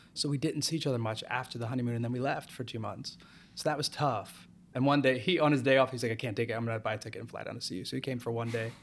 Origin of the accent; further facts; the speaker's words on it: New Jersey, United States; moved away as an adult; also born or lived in Los Angeles / Las Vegas; now in New York, United States; I grew up in Jersey